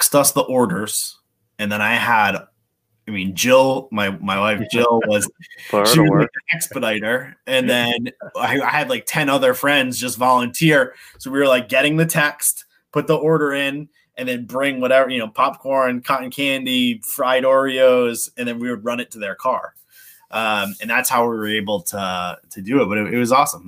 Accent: Cranston, Rhode Island, United States; now in Warwick, United States; I grew up in Cranston

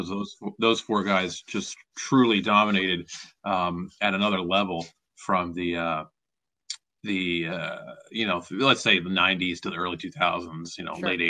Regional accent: Philadelphia, Pennsylvania, United States; when I was growing up, I loved the Phillies. I mean, they were my hometown team, and I was a fan, and that's how I came to love baseball was through watching the Phillies every day.

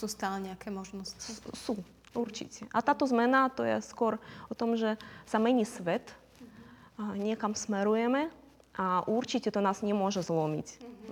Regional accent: Crimea, Ukraine; Slovak is a second language; moved away as an adult; now in Slovakia; Ja som z Krymu, som z rodiny

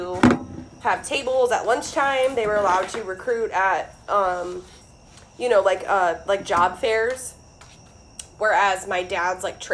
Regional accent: Ohio, United States; moved away; I'm from Ohio

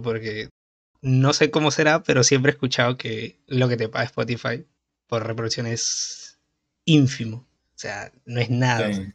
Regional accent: Peru; soy de Perú

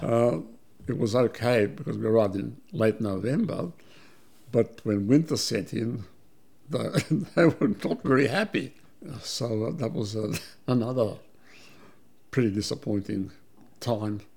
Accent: Melbourne, Victoria, Australia; English is a second language; also born or lived in Belgrade, Serbia / Vienna, Austria; we came to Australia as refugees in 1958

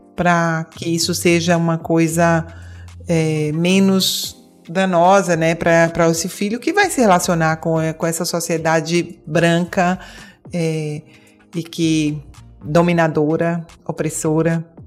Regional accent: Bahia, Brazil; now in Portugal; Eu sou da Bahia, estou aqui em Portugal, mas sou da Bahia

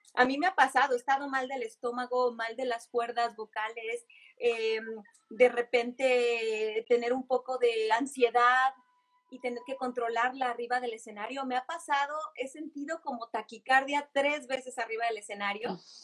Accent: Guadalajara, Jalisco, Mexico; moved away as an adult; now in Los Angeles, United States; Yo soy tapatía, orgullosamente

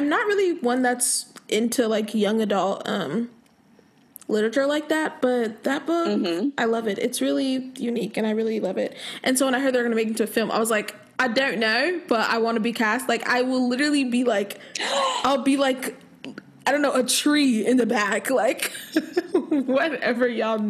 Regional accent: Nigeria; I'm literally Nigerian, like.

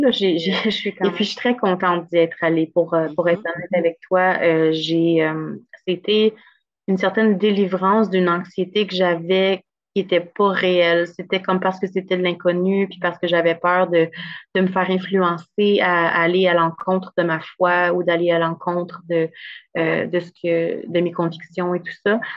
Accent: Gatineau, Quebec, Canada; j'ai grandi à Gatineau, je viens de la région

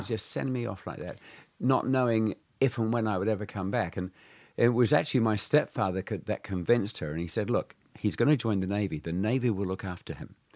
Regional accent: Alton Pancras, South West England, United Kingdom; born or raised there; also born or lived in Minehead, Somerset, England / New Zealand; now in Shanghai, China

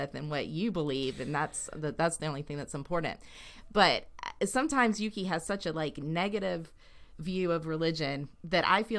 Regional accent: the South, United States; we're from the South and stuff, and not that that's a horrible place, but we've in the Bible Belt area

